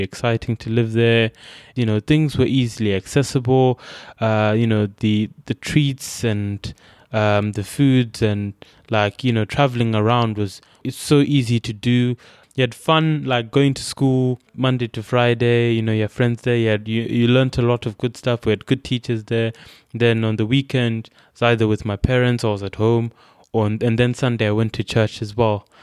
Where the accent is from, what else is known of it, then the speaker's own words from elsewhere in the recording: Bulawayo, Zimbabwe; moved away as an adult; also born or lived in Masvingo, Zimbabwe; now in United Kingdom; where I grew up in in Bulawayo